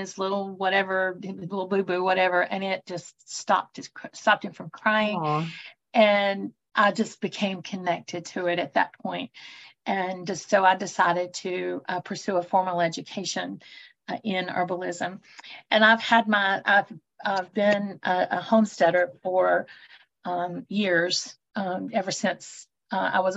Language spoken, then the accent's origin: English; North Carolina, United States; I'm originally from North Carolina. I'm a native here in the mountains in the Appalachian area.